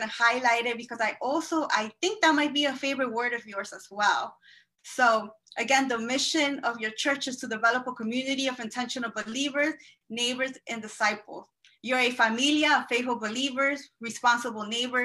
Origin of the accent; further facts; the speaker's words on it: Peru; also born or lived in Elmhurst, Queens, New York; now in Queens, United States; I am from Peru